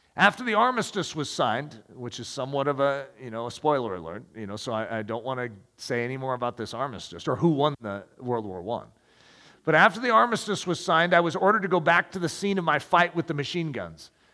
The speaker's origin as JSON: {"language": "English", "country": "United States", "said": "as American"}